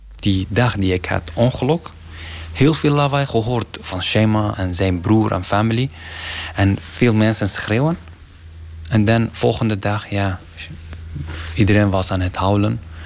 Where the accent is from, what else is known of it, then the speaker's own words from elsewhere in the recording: Iraqi Kurdistan, Kurdistan Region, Iraq; Dutch is a second language; now in Ter Apel, Netherlands; Ik ben uh, eh, …, Irakese afkomst